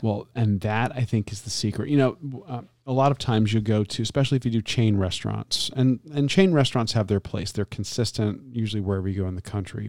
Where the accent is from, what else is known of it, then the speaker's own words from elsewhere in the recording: Florida, United States; I'm growing up in Florida